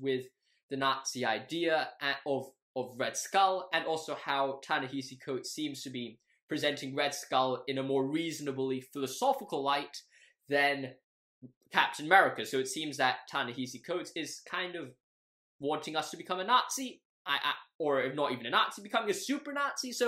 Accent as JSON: {"language": "English", "country": "Hong Kong", "tie": "born or raised there", "said": "I grew up in Hong Kong all my life"}